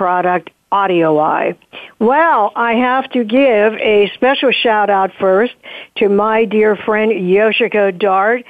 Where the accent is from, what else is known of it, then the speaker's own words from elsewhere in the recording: Pennsylvania, United States; I am from Pennsylvania